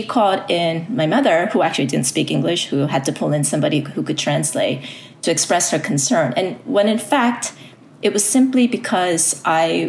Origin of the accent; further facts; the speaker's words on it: United States; first language Korean; English is a second language; also born or lived in South Korea; I immigrated to the U.S. when I was 7. However, growing up as a young person here, my family is still was very traditional.